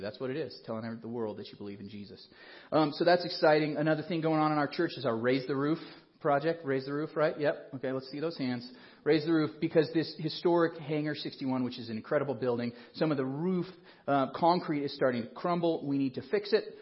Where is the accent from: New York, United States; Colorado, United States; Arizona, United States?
Colorado, United States; Colorado Springs; I grew up in Colorado Springs, which you may or may not know is the evangelical mecca